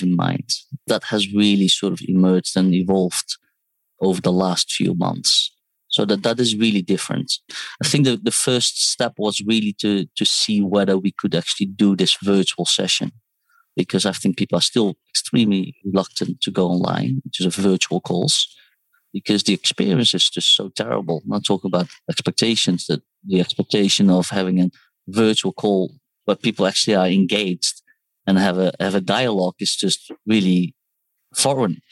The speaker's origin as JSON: {"language": "English", "country": "Netherlands", "tie": "born or raised there", "also_born_or_lived": "Seoul, South Korea / United Kingdom", "moved": "as an adult", "lives_now": "Hong Kong", "said": "Well, so I was born in Seoul, South Korea, raised in Holland. I studied there as well. I studied in the UK and then currently live in Hong Kong"}